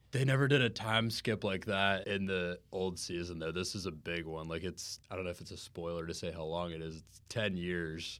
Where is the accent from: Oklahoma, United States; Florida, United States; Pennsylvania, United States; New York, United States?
Florida, United States; Jacksonville; moved away as an adult; now in Orlando, United States; I'm from Jacksonville, too